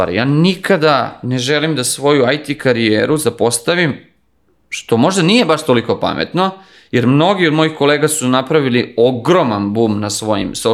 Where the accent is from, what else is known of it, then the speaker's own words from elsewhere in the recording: Belgrade, Serbia; ja sam odrastao u Kaluđerici ovde u Beogradu, znači živio sam svugde po svetu, živio sam i ovde u Beogradu, živim, da kažem sad trenutno živim na Novom Beogradu i pošto radim od kuće se, se vraćam u Kaluđericu